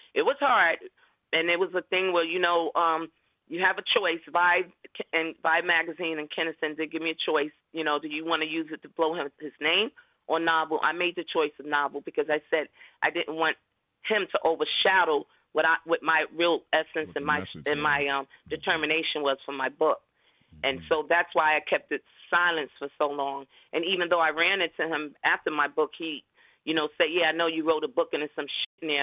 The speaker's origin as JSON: {"language": "English", "town": "New York City", "region": "New York", "country": "United States", "said": "I'm from the Bronx, you know, come from a mother of a single parent"}